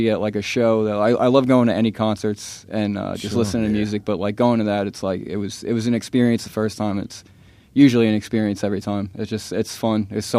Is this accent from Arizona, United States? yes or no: no; New York, United States; now in Stuart, United States; I'm originally from New York, but I moved down here to Stuart, Florida